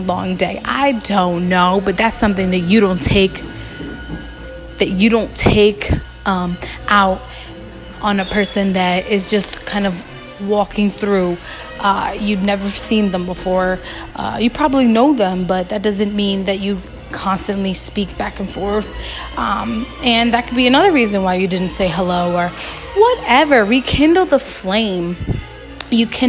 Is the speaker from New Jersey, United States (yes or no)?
yes; Newark, New Jersey, United States; I'm from Newark. We love to just chill and hang outside